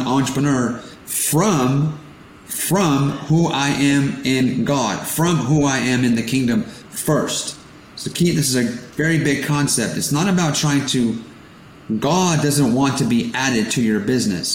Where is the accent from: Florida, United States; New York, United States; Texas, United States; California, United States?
California, United States; I was born in California, born in America, but my parents are immigrants from Portugal